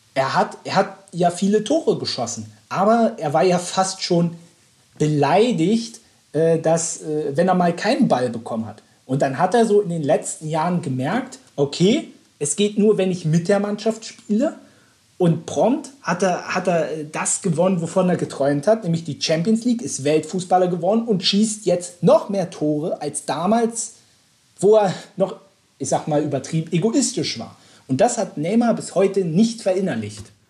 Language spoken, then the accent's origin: German; Berlin, Germany; für uns als Berliner